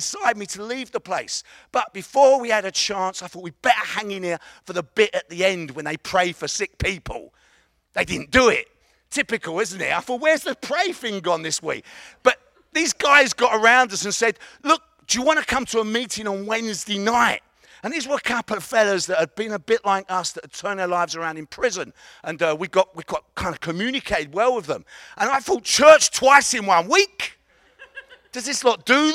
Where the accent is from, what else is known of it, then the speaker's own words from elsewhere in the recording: London, United Kingdom; accent: Cockney; I'm from East London, and we call it a Cockney accent